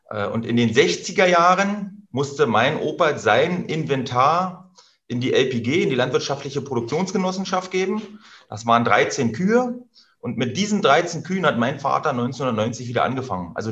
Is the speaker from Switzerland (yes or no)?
no; Germany; ich bin ja ein Kind der DDR. Ich bin 79 geboren.